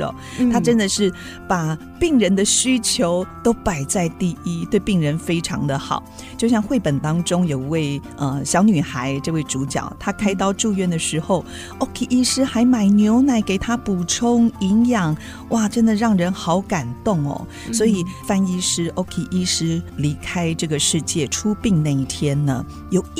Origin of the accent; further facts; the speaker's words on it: Yilan County, Taiwan; 结果十八岁那一年我就改信基督教了，哦，要不然我可能也会在我的家乡宜兰圣母医院服务。